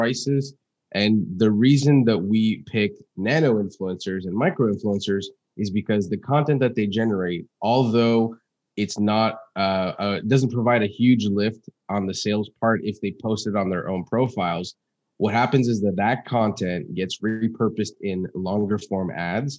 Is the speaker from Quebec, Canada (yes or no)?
yes; Montreal, Quebec, Canada; I was born in Montreal, Canada in 94